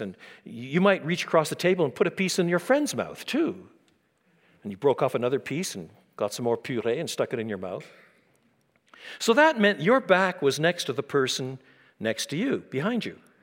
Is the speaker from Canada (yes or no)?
yes; Quebec, Canada; I was brought up in French Canada